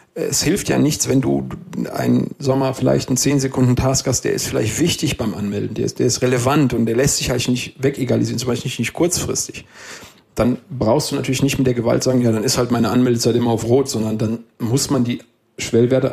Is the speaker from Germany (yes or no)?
yes; Westerwald, Rhineland-Palatinate, Germany; was gibst du, was hast du, sagt man bei uns im Westerwald.